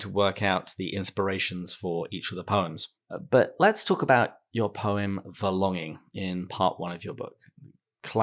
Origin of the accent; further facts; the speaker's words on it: England, United Kingdom; I grew up in England and some of our houses are big and creaky